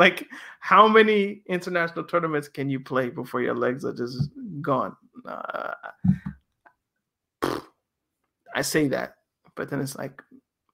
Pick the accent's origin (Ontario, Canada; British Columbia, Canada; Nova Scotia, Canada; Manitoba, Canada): Nova Scotia, Canada; I was born in Nova Scotia